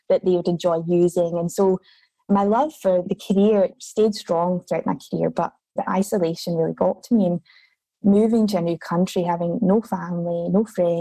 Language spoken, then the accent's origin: English; Scotland, United Kingdom; moved away as an adult; now in Australia; I'm from Scotland originally